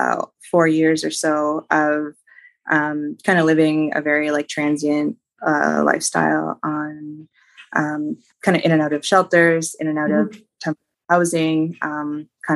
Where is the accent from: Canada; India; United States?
Canada; Ontario; also born or lived in British Columbia; I decided to leave my hometown where I had gone to high school.